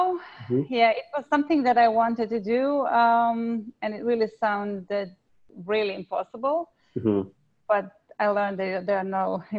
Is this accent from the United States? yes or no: no; Croatia; moved away as an adult; now in Australia; So I was born in Croatia.